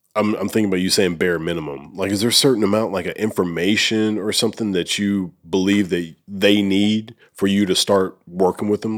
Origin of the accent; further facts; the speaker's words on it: Oneonta, Alabama, United States; I'm actually from, like, northern Alabama